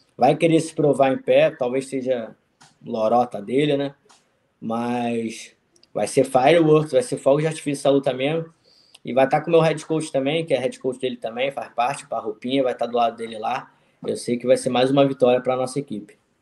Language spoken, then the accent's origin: Portuguese; Rio de Janeiro, Brazil; moved away as an adult; now in United States; Sou do Rio de Janeiro, conheço bem a malandragem